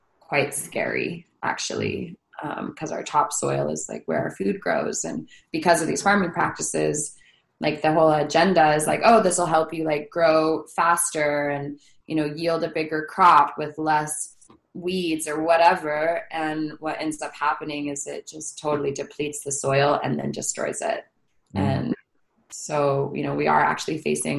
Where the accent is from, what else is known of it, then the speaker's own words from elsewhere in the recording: Hawaii, United States; now in California, United States; I'm from Hawaii, I live in California.